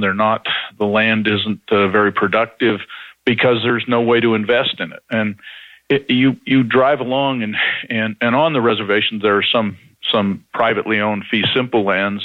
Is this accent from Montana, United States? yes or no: yes; Montana, United States; I grew up in Montana